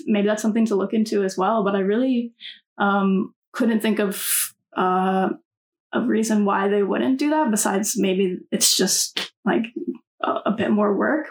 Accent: North Carolina, United States; moved away

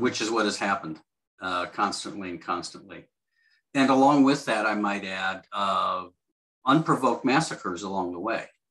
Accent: Cleveland, Ohio, United States; I grew up in Cleveland

